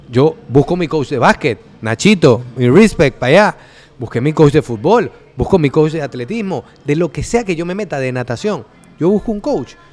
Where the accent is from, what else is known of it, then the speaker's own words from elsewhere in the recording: Cerro Viento, Panama; yo vengo de abajo, yo nací en Cerro Viento. viví 30 años en Cerro Viento.